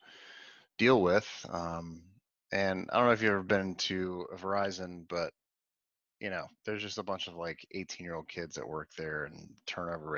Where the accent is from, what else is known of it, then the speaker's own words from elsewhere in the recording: Atlanta, Georgia, United States; also born or lived in Washington, D.C.; now in Raleigh, United States; I'm originally from Atlanta